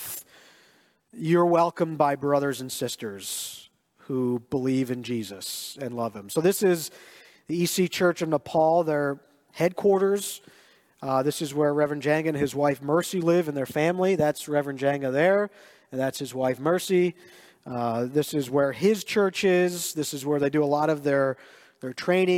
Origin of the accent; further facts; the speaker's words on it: Lancaster County, Pennsylvania, United States; also born or lived in Schuylkill Haven, Pennsylvania; growing up in Lancaster County, where as far as the eye can see is cornfields.